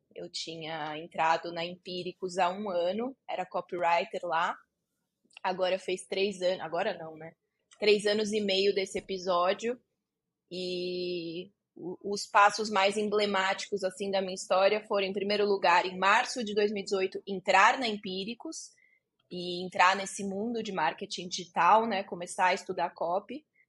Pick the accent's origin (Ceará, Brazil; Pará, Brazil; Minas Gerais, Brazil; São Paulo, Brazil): São Paulo, Brazil; Barueri; Eu cresci aqui em Alphaville, que é onde eu tô agora, é onde eu moro agora, que é um bairro nobre de São Paulo